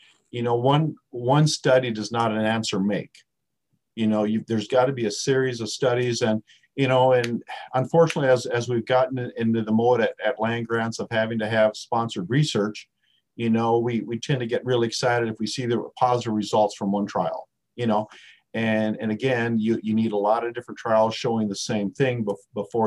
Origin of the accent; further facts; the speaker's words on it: South Dakota, United States; moved away; I was a redneck from South Dakota